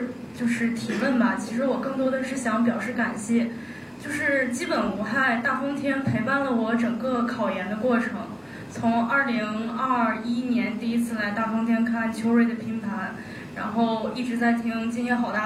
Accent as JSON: {"language": "Chinese", "town": "Zhengzhou", "region": "Henan", "country": "China", "lives_now": "Shenyang, China", "said": "就是我比较喜欢沈阳的一些做饭的口味儿，因为我是郑州来的，就是我们那儿就是一般就是咸的、辣的之类的嘛。然后来到沈阳之后才发现"}